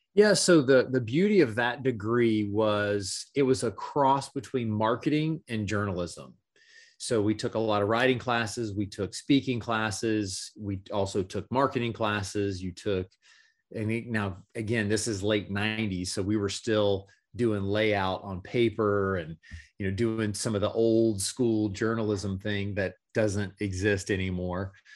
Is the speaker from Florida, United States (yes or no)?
yes; Gainesville, Florida, United States; moved away as an adult; now in Orlando, United States; Gainesville, Florida was where I was born and raised and where I lived, uh, the majority of my life